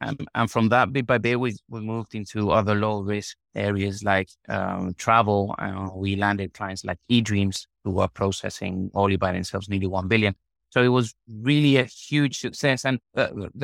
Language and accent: English; Marbella, Andalusia, Spain; also born or lived in Madrid; Spain, in Marbella, where I was born